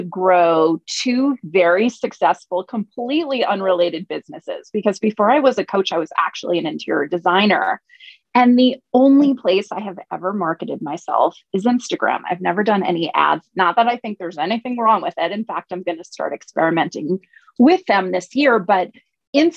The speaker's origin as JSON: {"language": "English", "country": "United States", "said": "I'm from the United States"}